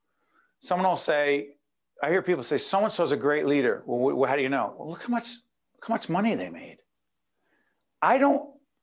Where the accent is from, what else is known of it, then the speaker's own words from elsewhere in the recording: Newark, New Jersey, United States; You and I are both born and raised in Brick City, Newark, New Jersey